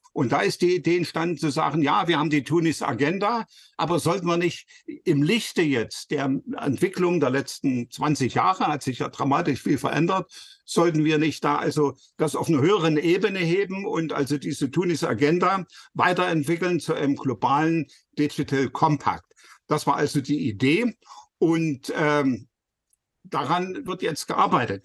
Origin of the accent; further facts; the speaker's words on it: Leipzig, Saxony, Germany; als Leipziger